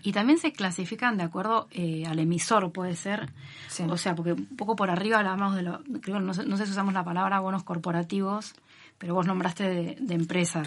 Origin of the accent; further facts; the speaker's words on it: Argentina; somos argentinos